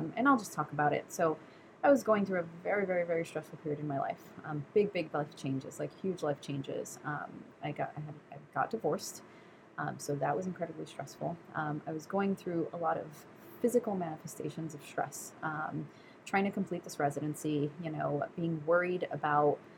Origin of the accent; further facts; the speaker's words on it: New York City, New York, United States; moved away as an adult; also born or lived in St. Kitts / Minnesota; I moved back to New York City, where I'm from